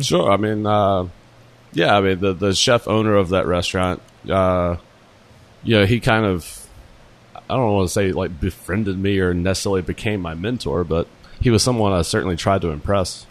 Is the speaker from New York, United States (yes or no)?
no; Jackson, Mississippi, United States; I'm from Jackson, Mississippi